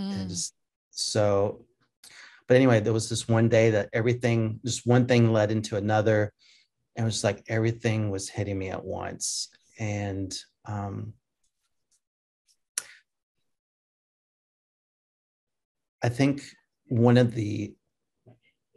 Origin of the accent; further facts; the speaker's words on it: Jackson, Tennessee, United States; accent: Southern; also born or lived in Germany; we moved to Jackson, Tennessee, and kind of grew up around Jackson and suburbs of Jackson. And it's kind of where I grew up. That was kind of my hometown